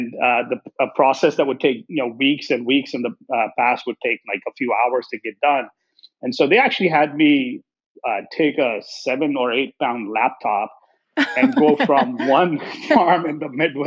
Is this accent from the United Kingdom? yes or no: no; India; moved away as an adult; also born or lived in Columbus, Nebraska; now in United States; So, I grew up in India and studied engineering over there.